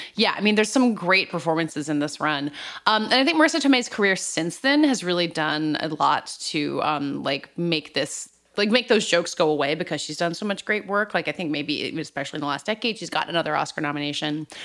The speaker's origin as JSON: {"language": "English", "area": "the South", "region": "Southern United States", "country": "United States", "said": "as a Southerner"}